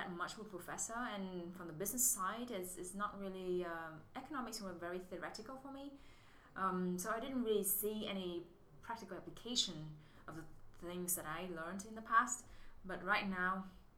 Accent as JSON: {"language": "English", "region": "Southern Vietnam", "country": "Vietnam", "tie": "born or raised there", "also_born_or_lived": "Singapore", "moved": "as an adult", "lives_now": "United States", "said": "So I'm from Vietnam. I was born in the central and my family moved south when I was 6"}